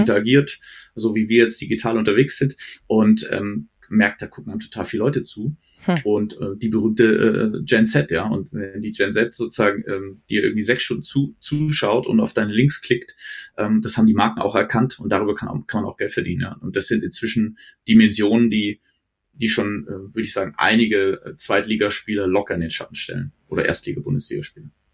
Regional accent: Frankfurt, Hesse, Germany; also born or lived in Stuttgart / Herzogenaurach; now in Munich, Germany; ich bin Frankfurter Jung, also in Hesse, äh, äh, war danach in Schwabe, in Stuttgart

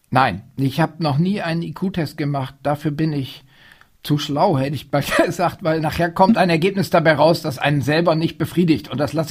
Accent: Oldenburg, Lower Saxony, Germany; also born or lived in Wildeshausen; Also Wildeshausen, äh, das ist der mythische Ort der Familie …. Ich bin da in Wirklichkeit nur geboren und habe während meiner Kindheit die Wochenenden dort verbracht, meine Vettern und meine Oma besucht. Aufgewachsen bin ich in der Stadt Oldenburg.

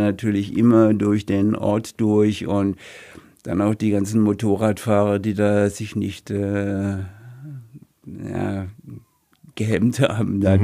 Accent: Rhineland-Palatinate, Germany; moved away; also born or lived in Heilbronn; In meinem Heimatort, in meinem früheren Heimatort, in meinem Geburtsort

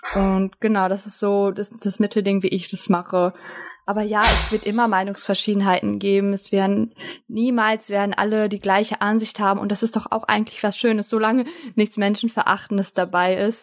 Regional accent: Germany; Ich bin für mich deutsch, ich bin auch türkisch

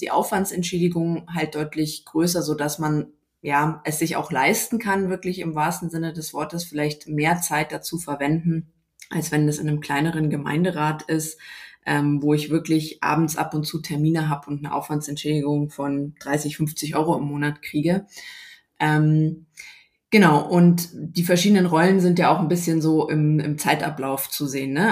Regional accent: Munich, Bavaria, Germany; ich bin eben aus München

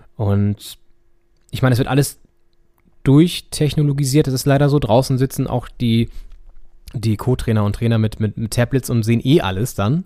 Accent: Northern Germany, Germany; wir haben natürlich als Norddeutsche

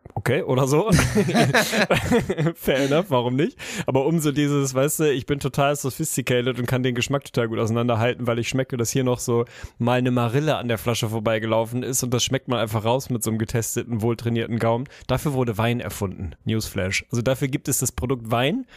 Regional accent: Lüneburg, Lower Saxony, Germany; Lüneburg, unsere, meine Heimat und die Heide

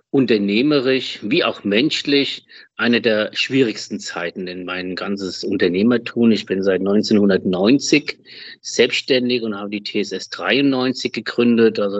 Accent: Germany; also born or lived in Spain; ich bin ja sehr deutsch-spanisch, spanisch-deutsch, also das kann man da so nennen, wie man will. Ich bin in Spanien geboren in Deutschland aufgewachsen.

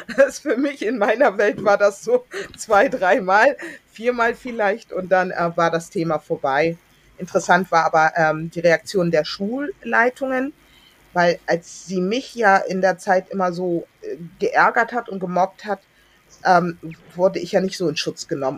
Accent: Hamburg, Germany; also born or lived in Berlin; ich bin dann groß geworden in Hamburg-Billstedt

